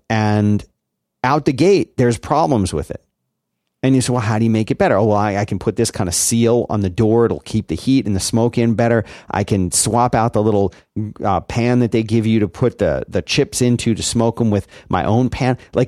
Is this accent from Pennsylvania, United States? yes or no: yes; Philadelphia, Pennsylvania, United States; But the yeah, but there are people like where I grew up in Philly. A barbecue just meant hot dogs and burgers on a grill.